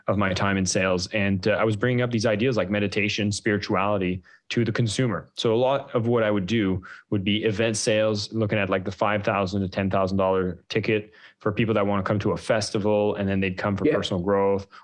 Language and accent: English; Canada; As a Canadian, we were raising funds in Canada after the 2008 downturn.